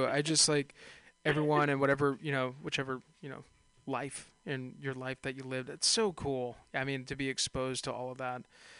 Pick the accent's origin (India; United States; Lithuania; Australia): United States; Bay Area, California; I'm a naive Bay Area kid, you know, California kid